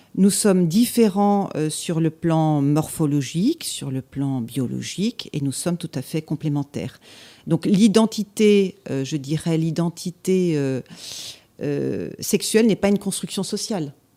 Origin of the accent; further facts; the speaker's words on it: Annecy, Auvergne-Rhône-Alpes, France; j'ai vécu mon enfance, euh, en Haute-Savoie, à Annecy